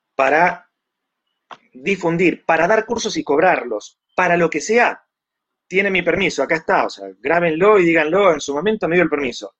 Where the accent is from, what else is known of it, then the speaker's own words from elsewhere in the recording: Argentina; also born or lived in Mexico; soy argentino por nacimiento, pero mexicano por adopción.